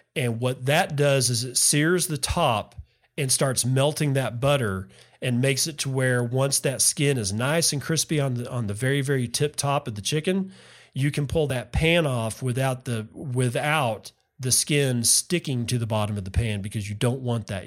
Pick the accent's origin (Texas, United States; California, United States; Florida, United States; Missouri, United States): Texas, United States; West; moved away; I grew up in West Texas, where it's always hot in the summers